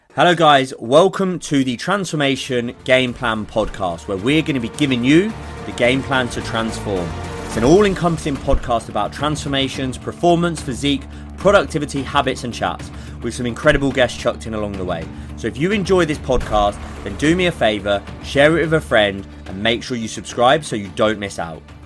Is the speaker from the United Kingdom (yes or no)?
yes; Essex, East of England, United Kingdom; moved away; also born or lived in Edinburgh; I grew up in Essex